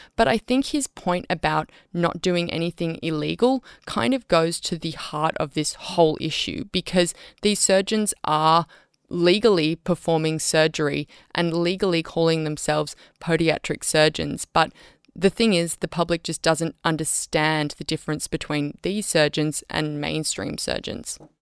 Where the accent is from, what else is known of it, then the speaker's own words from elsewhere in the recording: Australia; as the Australian public